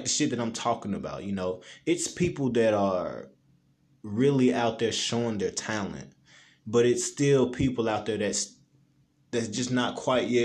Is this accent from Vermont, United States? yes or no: no; Memphis, Tennessee, United States; I was born and raised in Memphis